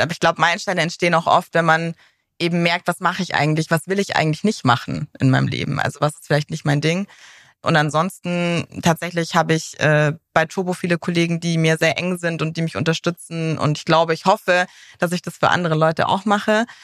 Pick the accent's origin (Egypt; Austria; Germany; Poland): Germany; Munich, Bavaria; privat komme ich aus München tatsächlich.